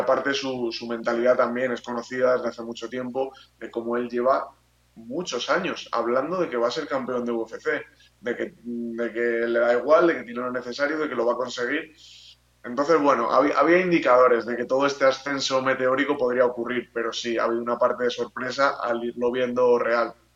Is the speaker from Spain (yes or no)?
yes; Spain; como aficionado español